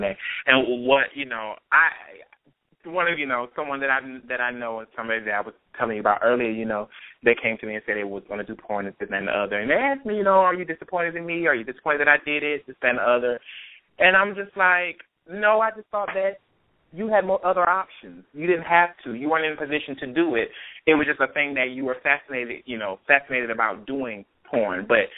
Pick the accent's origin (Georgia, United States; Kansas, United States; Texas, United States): Georgia, United States; Atlanta; growing up in Atlanta